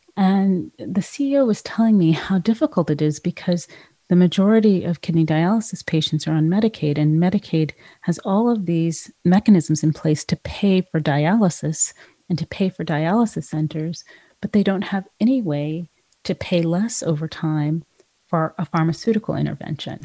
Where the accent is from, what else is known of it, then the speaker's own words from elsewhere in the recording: California, United States; moved away; California, which is my home state